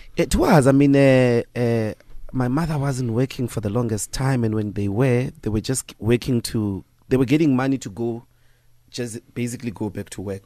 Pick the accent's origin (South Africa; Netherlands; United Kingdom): South Africa; Evaton, Gauteng; born or raised there; moved away; also born or lived in Sasolburg / Johannesburg